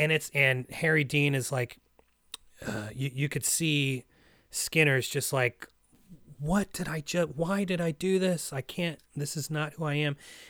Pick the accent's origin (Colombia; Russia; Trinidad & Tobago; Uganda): Russia; You know, I have, you know, Russian relatives. I'm from Russia. I have a Russian name. I eat Russian food. I go to a Russian church, but that's it.